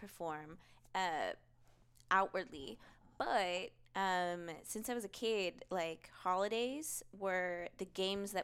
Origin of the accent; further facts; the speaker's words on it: Oakland, California, United States; also born or lived in Vallejo, California / Morelia, Michoacán, Mexico; I was born in Oakland, raised mostly between Oakland and Vallejo